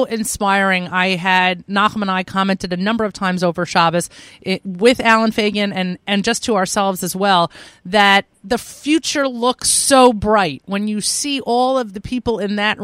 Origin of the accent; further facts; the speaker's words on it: New York, United States; I'm such a New Yorker.